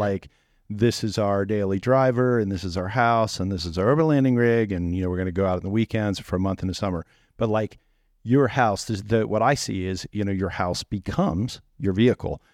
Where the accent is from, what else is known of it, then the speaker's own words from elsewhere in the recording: East Coast, United States; I come from East Coast culture